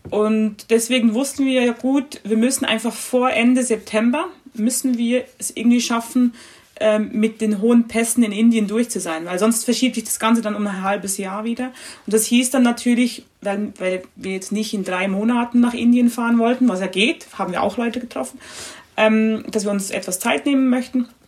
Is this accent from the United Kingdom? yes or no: no; Switzerland; bei uns oh, Schweizern